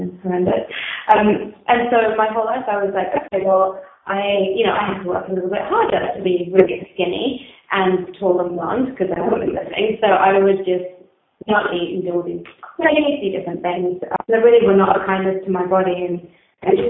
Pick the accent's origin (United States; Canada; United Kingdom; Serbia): United Kingdom; England; I grew up in England and my parents are Colombian